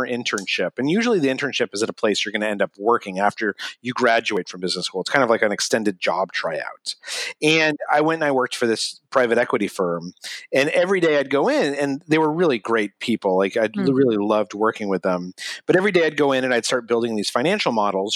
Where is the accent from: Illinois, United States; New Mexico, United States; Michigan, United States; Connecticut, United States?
New Mexico, United States; Albuquerque; moved away; I grew up in Albuquerque, New Mexico